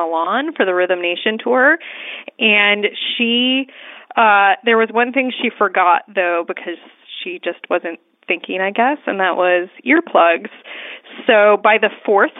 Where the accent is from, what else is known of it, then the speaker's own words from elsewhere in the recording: Seattle, Washington, United States; I am from Seattle